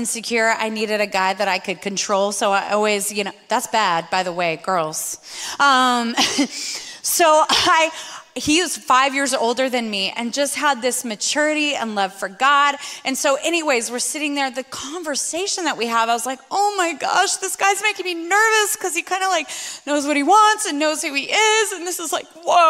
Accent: Spokane, Washington, United States; moved away; also born or lived in Sydney, Australia; I grew up in Spokane, Washington

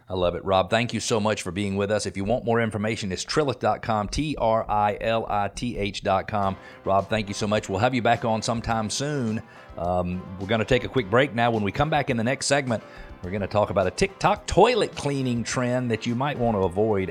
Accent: Atlanta, Georgia, United States; I'm from Atlanta, so I remember when we started building movie studios

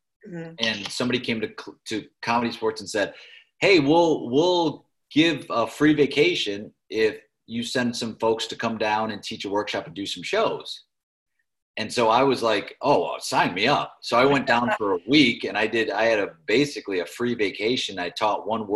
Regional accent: United States; I'm American. I speak American, barely speak English

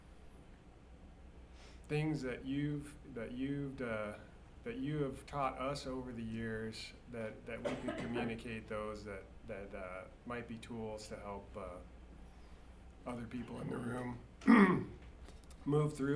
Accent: California, United States; I grew up in California

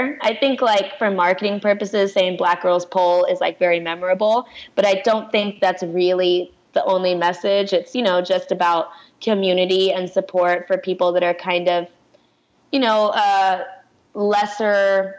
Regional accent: Pakistan; And it's like, I know it's because I'm Pakistani.

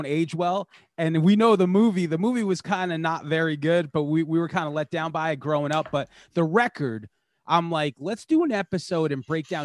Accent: Long Island, New York, United States; growing up where we grew up

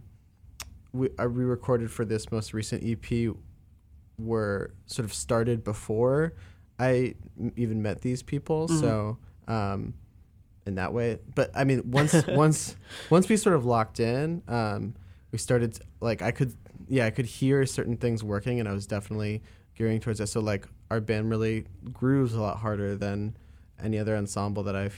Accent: Northeast, United States; moved away as an adult; also born or lived in Boston; now in Chicago, United States; I grew up on the East Coast and grew up in the Northeast

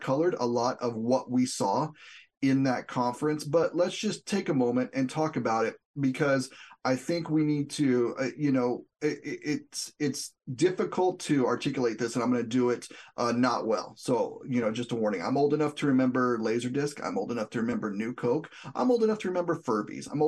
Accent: southwest New Mexico, United States; I'm from New Mexico, the southwest part of the state

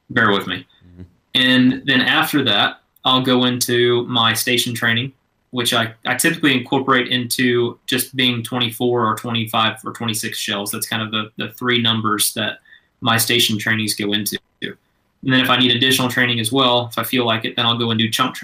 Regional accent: Georgia, United States; moved away as an adult; now in Fort Worth, United States; growing up in Georgia, we were quail hunters

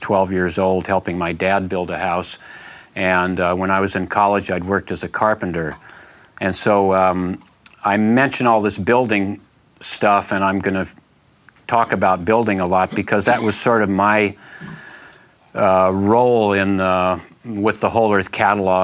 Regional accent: San Francisco, California, United States; now in Bolinas, United States; I grew up in San Francisco. I was born in San Francisco

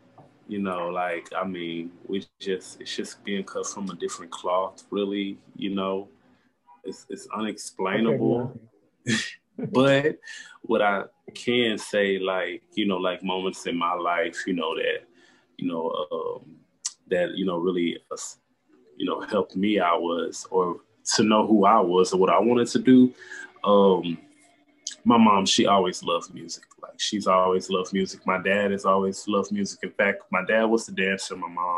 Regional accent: Dallas, Texas, United States; also born or lived in Arlington, Texas; I was born and raised in Dallas, Texas. I spent most of my teenage life in Arlington, Texas, so that's pretty much my hood, Ag Town.

